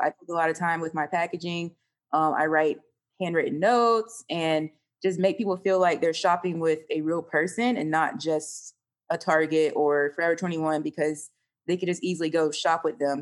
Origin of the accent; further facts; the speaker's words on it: Panama City, Florida, United States; also born or lived in Orlando, Florida; I'm actually from North Florida, Panama City